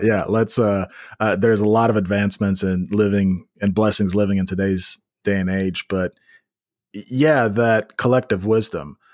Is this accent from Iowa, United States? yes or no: no; Memphis, Tennessee, United States; now in Nashville, United States; we're both from Memphis